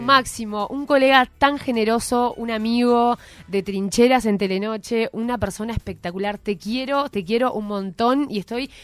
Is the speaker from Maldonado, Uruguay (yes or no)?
no; Montevideo, Uruguay; also born or lived in Ciudad Vieja, Montevideo; viví toda mi vida en Malvin, o sea, nada que ver, toda la vida en un... Me crié en una cooperativa de viviendas